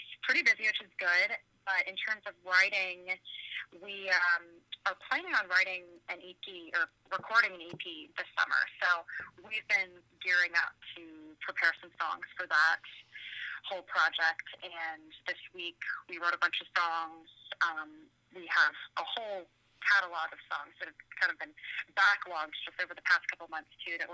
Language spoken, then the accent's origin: English; Virginia, United States; moved away as an adult; now in Nashville, United States; I was driving from Virginia back to Nashville. I had been back home visiting family